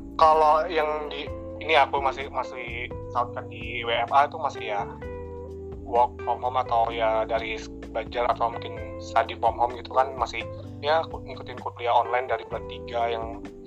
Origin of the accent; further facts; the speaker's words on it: Air Molek, Riau, Indonesia; di sini kan di daerah aku nih, eh, terutama air molek